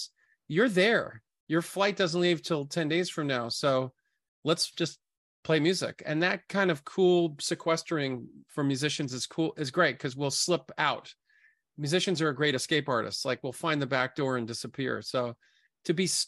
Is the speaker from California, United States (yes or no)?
no; New York City, New York, United States; I grew up in Brooklyn, Coney Island.